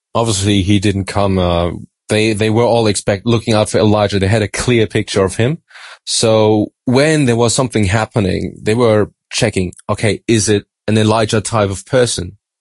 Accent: Germany; also born or lived in Australia; I'm from Germany, but uh, my mom's from Madagascar

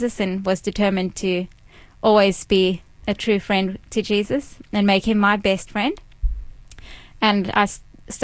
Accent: Cape Town, Western Cape, South Africa; moved away as an adult; also born or lived in Durban, South Africa; now in Melbourne, Australia; I was born in South Africa. I grew up in Cape Town. When I was 12, I moved to Durban.

